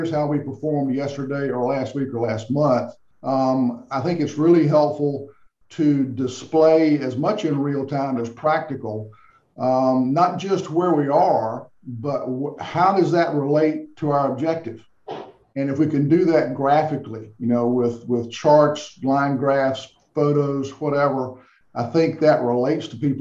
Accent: the South, United States; I'm from the South

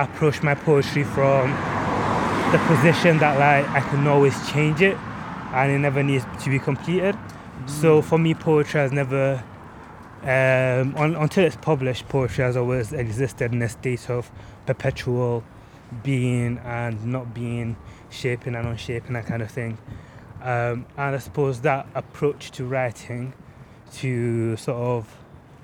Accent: Leeds, Yorkshire and the Humber, United Kingdom; I was on the border of working class as well, though growing up in Eastern Park.

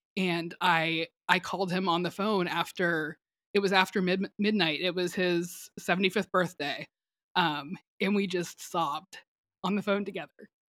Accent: Atlanta, Georgia, United States; I grew up in Metro Atlanta.

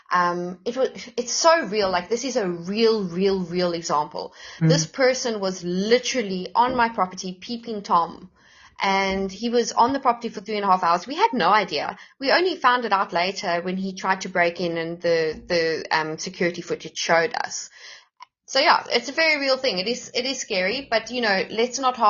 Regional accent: Johannesburg, Gauteng, South Africa; moved away; I'm originally a Joburg girl, and having lived the Joburg life

